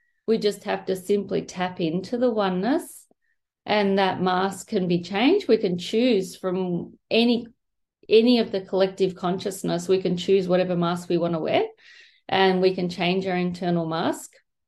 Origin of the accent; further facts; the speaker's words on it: Melbourne, Victoria, Australia; I'm a psychologist from Melbourne, Australia.